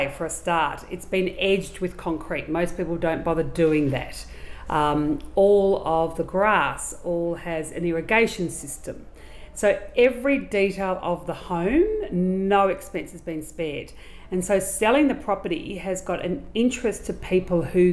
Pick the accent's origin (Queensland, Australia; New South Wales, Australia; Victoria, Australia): Victoria, Australia; Geelong; moved away as an adult; also born or lived in Brisbane / Bendigo / Melbourne; I'm a Geelong girl. My father was worked for an oil company